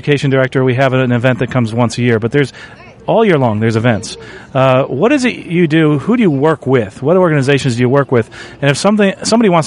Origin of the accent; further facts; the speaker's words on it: near St. Petersburg, Florida, United States; Pilot Mall being in my hometown near St. Pete